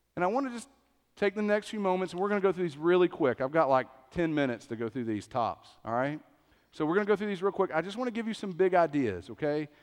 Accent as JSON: {"language": "English", "region": "East Tennessee", "country": "United States", "tie": "born or raised there", "said": "I grew up in East Tennessee"}